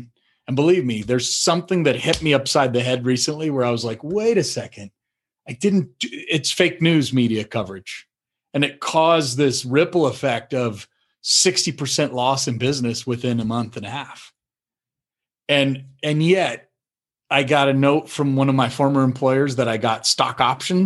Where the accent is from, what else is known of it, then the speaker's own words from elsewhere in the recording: Colorado, United States; also born or lived in North Carolina; I moved from North Carolina back home to Colorado